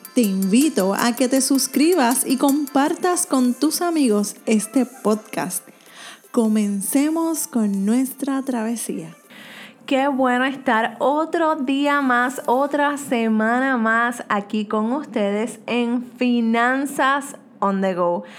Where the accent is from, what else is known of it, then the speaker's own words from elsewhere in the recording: Puerto Rico; soy de Puerto Rico